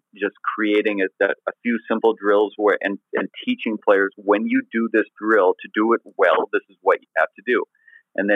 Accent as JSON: {"language": "English", "country": "Canada", "said": "being Canadian."}